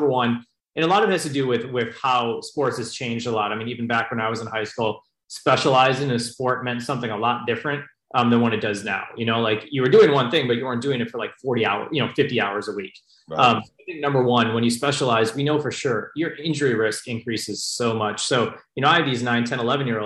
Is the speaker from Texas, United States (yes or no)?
no; Chicago, Illinois, United States; now in Bay Area, United States; before college, I grew up in Chicago as a sports fan